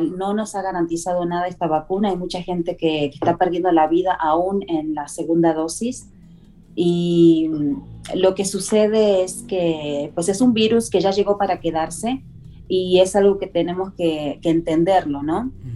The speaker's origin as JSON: {"language": "Spanish", "region": "southern Argentina", "country": "Argentina", "moved": "yes", "said": "Vengo de Argentina, del sur de Argentina"}